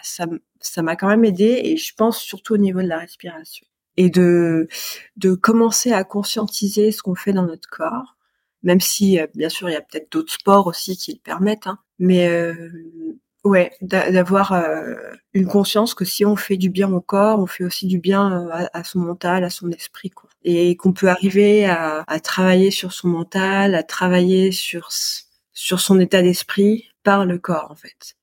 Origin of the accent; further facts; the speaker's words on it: Grenoble, Auvergne-Rhône-Alpes, France; now in Paris region, France; je suis originaire de Grenoble.